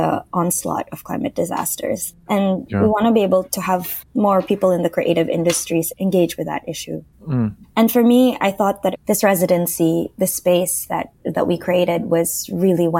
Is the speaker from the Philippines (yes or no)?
yes; Manila, Metro Manila, Philippines; English is a second language; I grew up in Manila